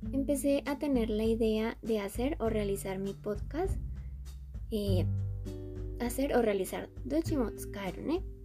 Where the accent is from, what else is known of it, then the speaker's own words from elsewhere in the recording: Colombia; Soy colombiana.